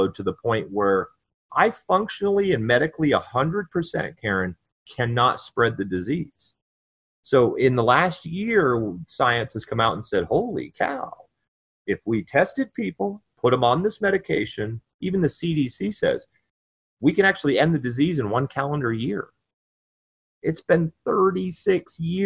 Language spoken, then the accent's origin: English; Vermont, United States; moved away as an adult; also born or lived in North Carolina; my family came and got me and transported me back to my home state